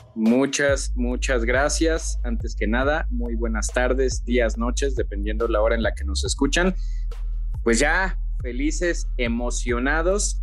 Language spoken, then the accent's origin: Spanish; Mexico; nosotros como mexicanos